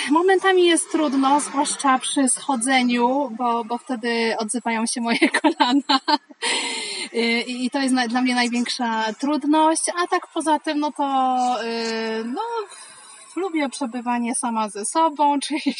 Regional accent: Brzesko, Lesser Poland, Poland; Jestem z Brzeska

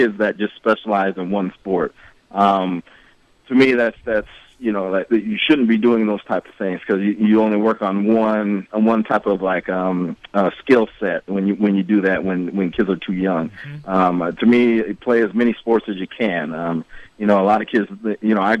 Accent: Bettendorf, Iowa, United States; I'm from City of Champions, Bettendorf.

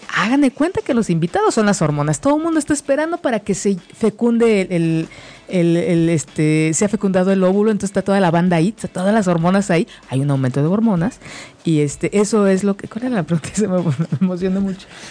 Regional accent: Mexico; la cultura que, tenemos como mexicanos

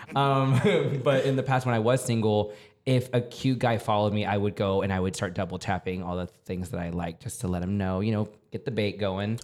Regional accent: San Antonio, Texas, United States; also born or lived in New York / Denver; now in Los Angeles, United States; I come from San Antonio, Texas, born and raised

